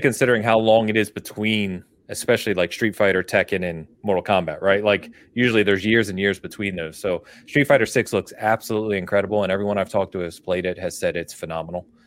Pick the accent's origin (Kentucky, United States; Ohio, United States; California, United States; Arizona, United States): California, United States; I'm from California, and my family's in California